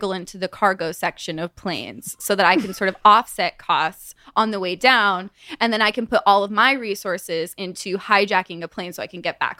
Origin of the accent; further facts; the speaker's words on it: Santa Clarita, California, United States; I'm from just outside of Hollywood.